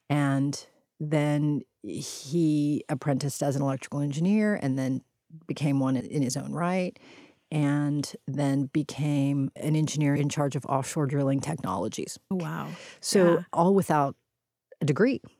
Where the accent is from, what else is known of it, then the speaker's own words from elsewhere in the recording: Houston, Texas, United States; My brother and I initially grew up in what we would have called a barrio